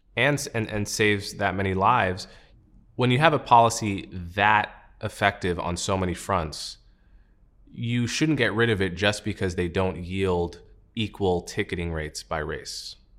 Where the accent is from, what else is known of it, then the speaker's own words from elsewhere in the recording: United States; As an American